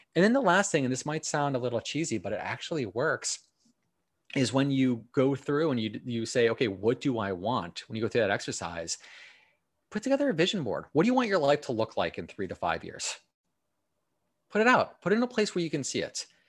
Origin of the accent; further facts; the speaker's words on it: Milwaukee, Wisconsin, United States; also born or lived in Los Angeles; now in New York, United States; I grew up in Milwaukee. I lived in Los Angeles for about four years, and then I moved to New York